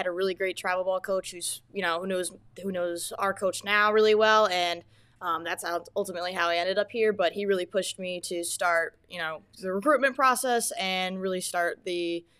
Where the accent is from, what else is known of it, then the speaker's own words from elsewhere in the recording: Southington, Connecticut, United States; I'm from Southington, Connecticut.